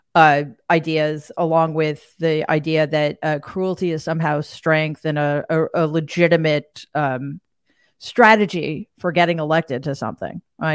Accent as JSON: {"language": "English", "country": "United States", "said": "as an American"}